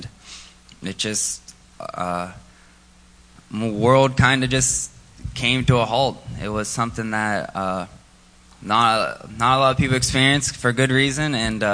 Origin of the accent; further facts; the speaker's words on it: Monongahela, Pennsylvania, United States; also born or lived in Virginia; I live in Monongahela. I was born in Virginia.